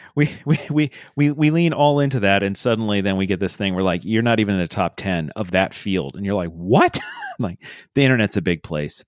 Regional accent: Iowa, United States; we grew up in Iowa

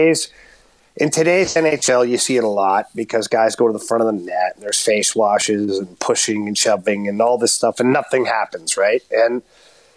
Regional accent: Ottawa, Ontario, Canada; growing up in Ottawa

